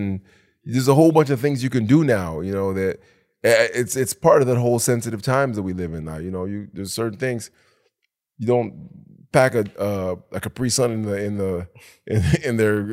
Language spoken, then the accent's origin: English; Detroit, Michigan, United States; also born or lived in Jamaica; we came from Jamaica, but we quickly adopted Detroit ways like that.